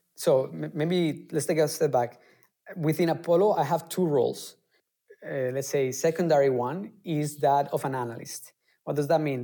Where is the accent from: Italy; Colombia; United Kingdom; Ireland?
Colombia; moved away as an adult; now in Germany; I come originally from Colombia and I came to Germany almost uh, 10 years ago